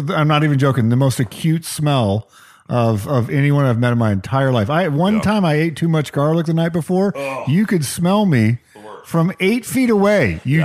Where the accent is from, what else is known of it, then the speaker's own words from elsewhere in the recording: New Mexico, United States; now in Seattle, United States; growing up in New Mexico